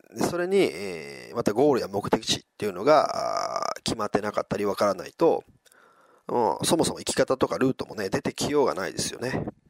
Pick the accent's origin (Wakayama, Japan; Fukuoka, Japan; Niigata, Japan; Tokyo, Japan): Wakayama, Japan; now in Osaka, Japan; 今朝までね、地元の和歌山で過ごしていて